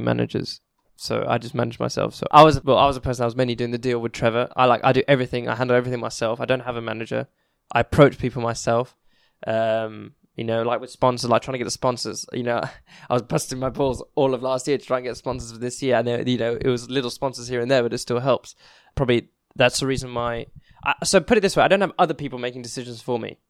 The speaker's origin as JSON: {"language": "English", "region": "England", "country": "United Kingdom", "said": "I'm English myself"}